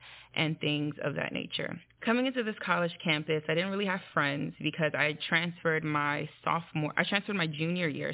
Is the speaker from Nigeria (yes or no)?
yes; Nigeria; I'm Nigerian